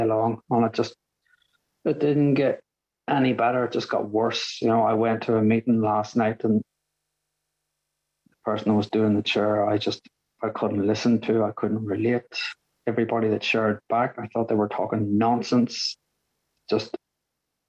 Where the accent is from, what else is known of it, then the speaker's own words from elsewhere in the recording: Northern Ireland, United Kingdom; now in Brighton, United Kingdom; I grew up in Northern Ireland